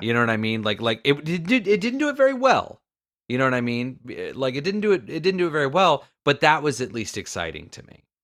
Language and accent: English; Florida, United States; I'm from Florida